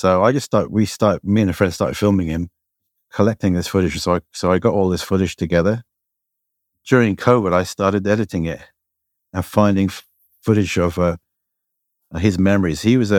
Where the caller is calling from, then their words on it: Shanghai, China; also born or lived in Hong Kong; I'm in Shanghai Lingan, which I've been here for some time. So I've been in Shanghai now for, three and a half years, after many years in Hong Kong.